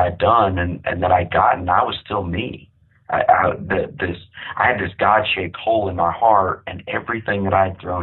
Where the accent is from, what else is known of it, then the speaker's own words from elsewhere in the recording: Amarillo, Texas, United States; I grew up in Amarillo, Texas